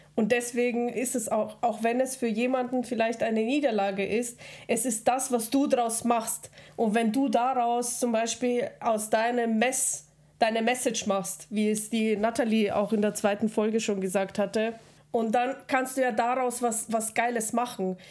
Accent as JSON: {"language": "German", "town": "Regensburg", "region": "Bavaria", "country": "Germany", "tie": "born or raised there", "also_born_or_lived": "Kazakhstan"}